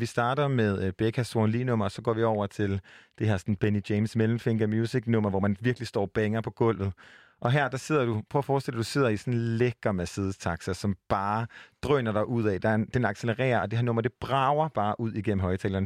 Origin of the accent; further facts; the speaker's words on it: Jutland, Denmark; now in Copenhagen, Denmark; for en jyde som, som mig, som er bosat i København